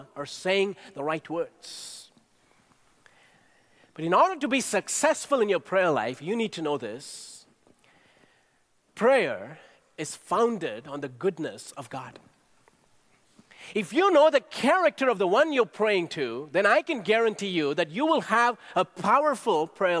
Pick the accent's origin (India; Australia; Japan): India; Growing up in India, I watched my grandparents and parents show incredible hospitality to our guests